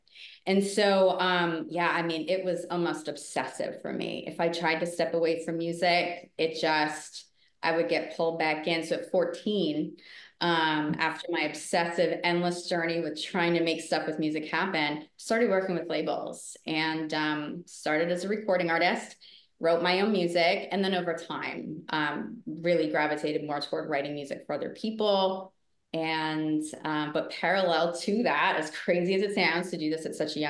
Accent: Rhode Island, United States; moved away; also born or lived in New York City; I grew up in Rhode Island. Spent a big chunk of my life in New York City. So New York City's home.

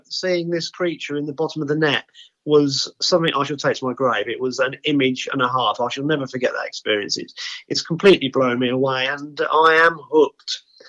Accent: England, United Kingdom; And obviously, the Swedes are great because they know I'm English. They'll talk English around me.

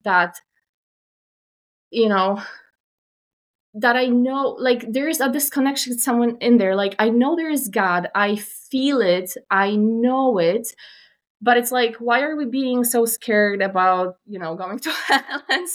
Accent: Poland; moved away as an adult; now in Canada; I was raised still in Poland. My family stayed there and I was raised there

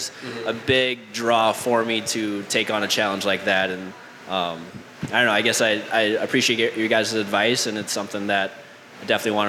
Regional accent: Wisconsin, United States; now in New Hope, United States; I live in New Hope right now. I'm originally from Wisconsin, so grew up hunting grouse

